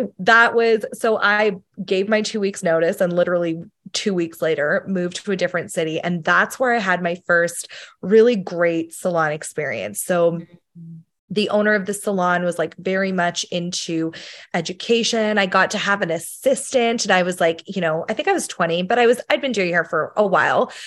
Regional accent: Sheffield, Yorkshire and the Humber, United Kingdom; moved away; I'm from the U K originally, um, we're from Sheffield in England

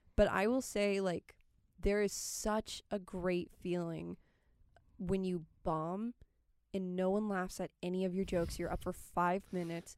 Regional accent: California, United States; moved away; I'm from California

